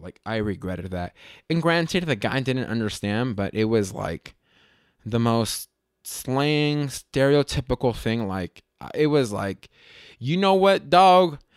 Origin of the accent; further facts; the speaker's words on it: Las Vegas, Nevada, United States; I was born and raised in Las Vegas